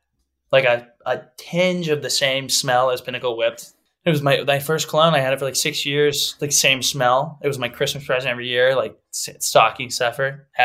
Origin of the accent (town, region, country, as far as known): Texas, United States